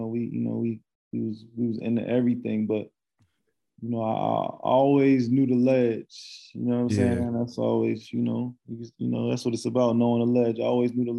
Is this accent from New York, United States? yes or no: no; Neptune, New Jersey, United States; also born or lived in Asbury Park, New Jersey; I'm from Central Jersey. I'm from Neptune